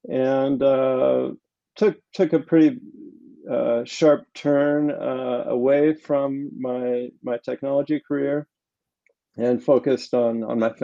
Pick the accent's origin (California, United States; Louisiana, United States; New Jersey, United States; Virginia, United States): California, United States; moved away as an adult; also born or lived in Boulder, Colorado / Paris, France; I'm from California originally